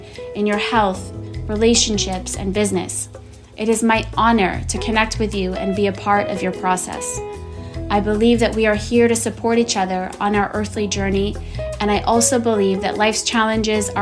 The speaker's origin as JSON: {"language": "English", "town": "Boston", "region": "Massachusetts", "country": "United States", "moved": "yes", "said": "I'm from Boston"}